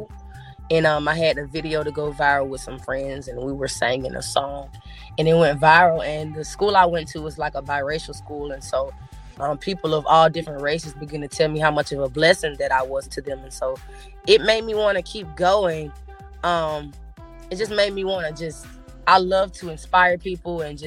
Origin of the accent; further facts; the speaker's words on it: Pensacola, Florida, United States; growing up in Pensacola